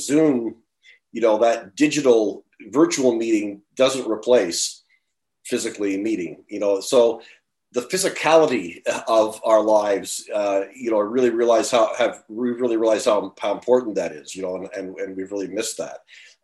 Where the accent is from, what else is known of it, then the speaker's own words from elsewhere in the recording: Ontario, Canada; moved away as an adult; I grew up and lived in Ontario for the first 58 years of my life